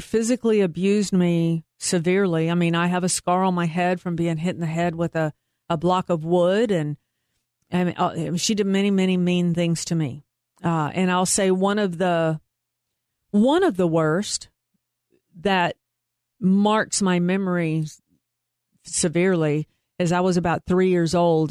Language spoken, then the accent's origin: English; Troy, Texas, United States; also born or lived in Waco, Texas / Carrollton, Texas; I went the first six years of my school life in Troy, Texas, which is in between Temple and Waco